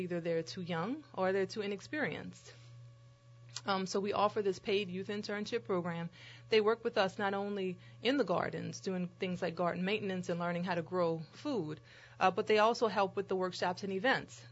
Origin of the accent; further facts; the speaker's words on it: New Orleans, Louisiana, United States; I grew up between the Lower Nine and New Orleans East.